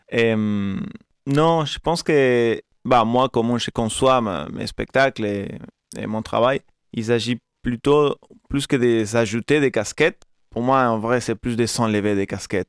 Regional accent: Argentina; moved away; ma ville natale en Argentine

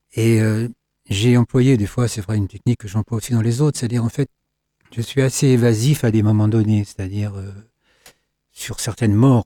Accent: Saint-Calais, Pays de la Loire, France; also born or lived in Loir valley / Loir-et-Cher; Je suis né à Saint-Calais

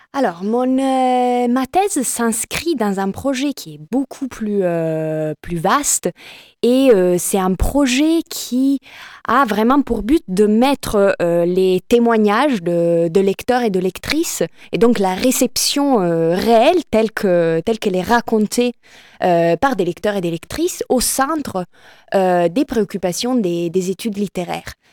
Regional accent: Italy; French is a second language; now in France; je suis italienne

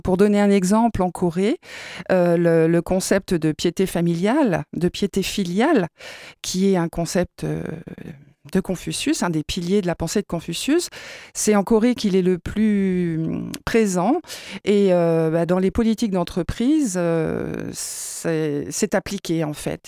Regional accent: France; nous, en tant que Français

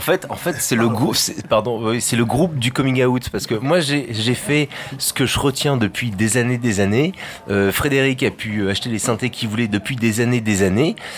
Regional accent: France; pour nous, Français

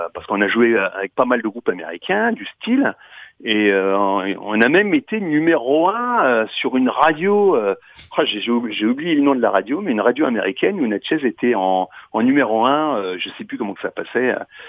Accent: Marne, Champagne, Grand Est, France; on est issu de la Marne, la Champagne

